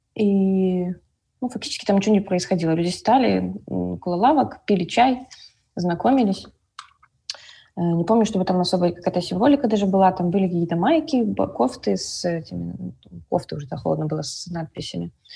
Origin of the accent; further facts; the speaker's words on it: Minsk, Belarus; я из Минска